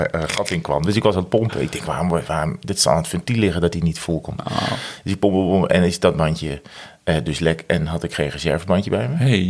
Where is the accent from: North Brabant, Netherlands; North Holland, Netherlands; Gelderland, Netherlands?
North Brabant, Netherlands; Breda; moved away; van vroeger uit Breda hadden we de Oranjeboombrouwerij